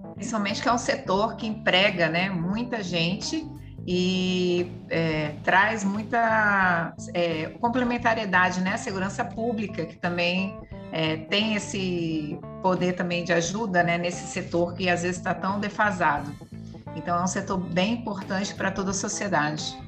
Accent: Brazil; A gente é brasileira

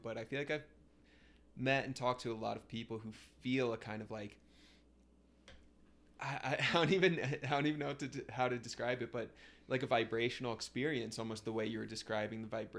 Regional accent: United States; I grew up pretty close to New York City.

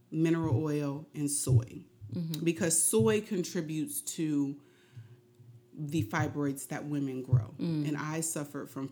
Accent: Indianapolis, Indiana, United States; now in Philadelphia, United States; I'm originally from Indianapolis, Indiana, and I am a hairstylist. And I originally moved here to Philadelphia

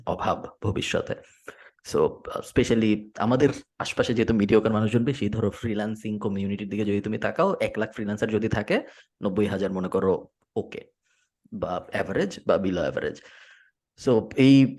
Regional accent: Bangladesh; moved away as an adult; আমি ছয় বছর হয়েছে বাংলাদেশ থাকি না

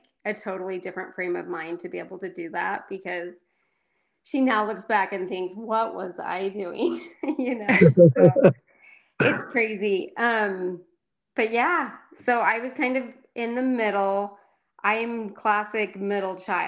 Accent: Provo, Utah, United States; also born or lived in Bakersfield, California / Colorado / Orem, Utah; So I grew up mostly in Provo, Utah. I was born in Bakersfield, California

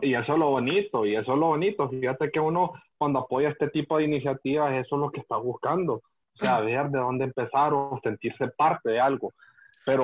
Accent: Honduras; Nosotros como hondureños

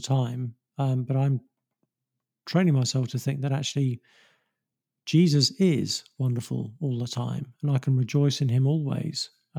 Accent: England, United Kingdom; I mean, I'm English, so I love English countryside

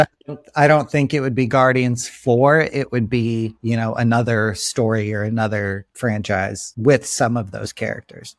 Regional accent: Florida, United States; moved away as an adult; also born or lived in Chicago, Illinois; now in Los Angeles, United States; growing up in Florida

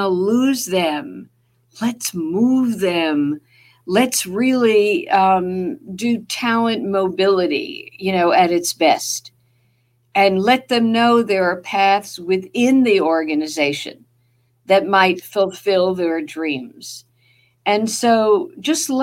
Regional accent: New Jersey, United States; accent: Jersey; that's my Jersey accent

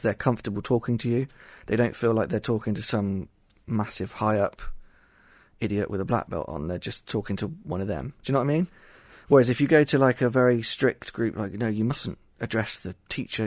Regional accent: Somerset, South West England, United Kingdom; I'm not Japanese. I'm from Somerset, England.

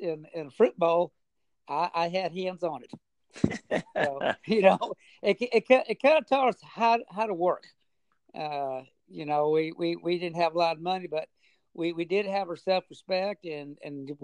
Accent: Merced, California, United States; originally I was born and raised in the San Joaquin Valley. The actual town is called Merced, California

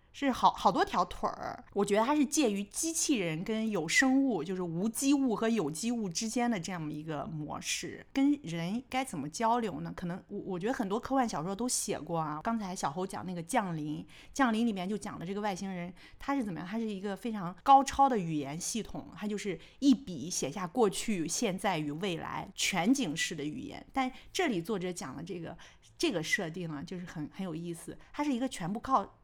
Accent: China; 我们中国人

